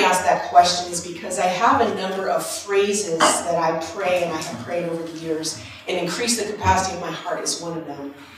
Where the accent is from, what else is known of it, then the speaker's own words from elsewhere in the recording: Maine, United States; I'm from Maine